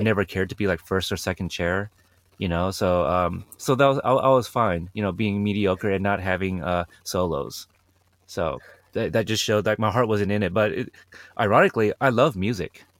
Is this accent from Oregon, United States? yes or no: yes; Portland, Oregon, United States; my hometown, Portland, Oregon